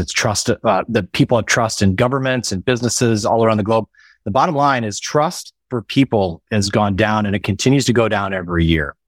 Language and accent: English; Midwest, United States; moved away as an adult; we, we grew up in the Midwest